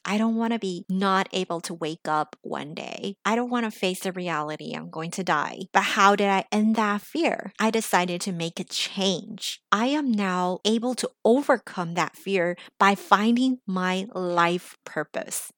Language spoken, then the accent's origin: English; United States; English is a second language; now in Los Angeles, United States; I grew up in America, because I'm still the daughter of an immigrant, because English is still my second language